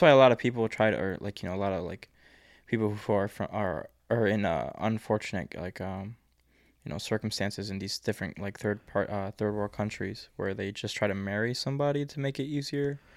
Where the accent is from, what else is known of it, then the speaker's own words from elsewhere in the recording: United States; being an American in the East